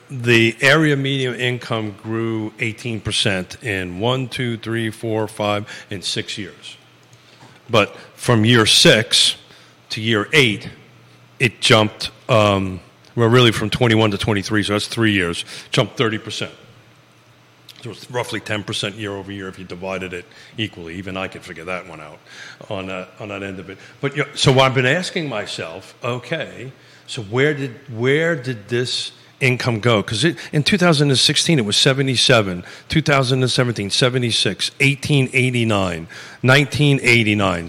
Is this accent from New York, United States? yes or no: yes; New York City, New York, United States; now in Charlottesville, United States; I grew up in the New York City school system